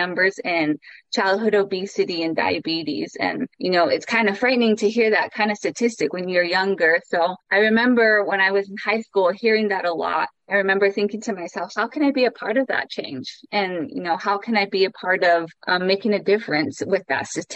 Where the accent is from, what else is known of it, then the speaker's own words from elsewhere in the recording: Chinle, Arizona, United States; I am Navajo, coming from the Navajo Reservation, a small town called Chinle